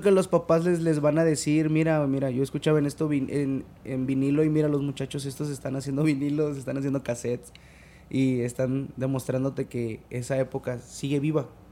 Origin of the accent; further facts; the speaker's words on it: Chetumal, Quintana Roo, Mexico; en mi ciudad natal, en Chetumal